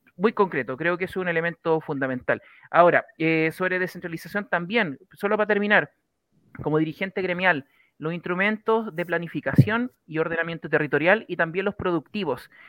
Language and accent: Spanish; Choshuenco, Los Ríos, Chile; yo soy de Choshuenco, comuna Panguipulli